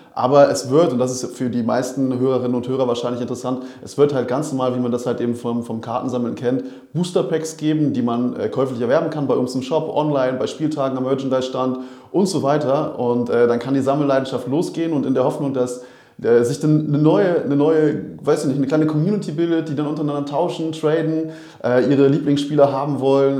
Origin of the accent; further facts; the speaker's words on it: Berlin, Germany; born or raised there; moved away as an adult; now in Rostock, Germany